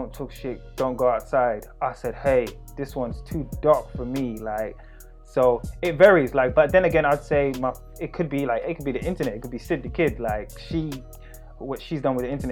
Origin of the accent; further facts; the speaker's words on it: London, United Kingdom; I'm from East London as well